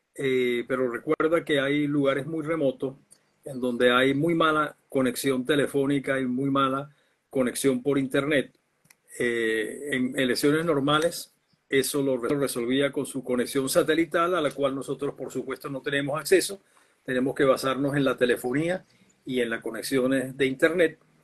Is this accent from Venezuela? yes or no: yes; Venezuela; como venezolanos